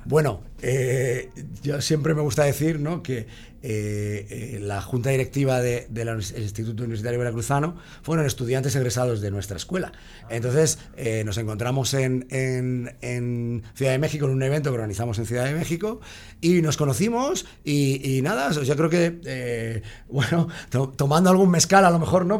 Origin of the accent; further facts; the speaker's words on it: Basque Country, Spain; yo, soy, vasco